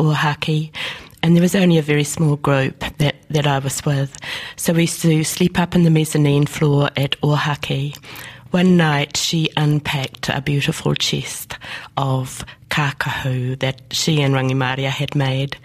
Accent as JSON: {"language": "English", "town": "Te Karaka", "region": "Gisborne", "country": "New Zealand", "tie": "born or raised there", "also_born_or_lived": "Rāwhiti", "said": "I was born in Rāwhiti. Yes. My father was a teacher. We moved, so we moved to Kyle first and then to Te Karaka, inland from Gisborne"}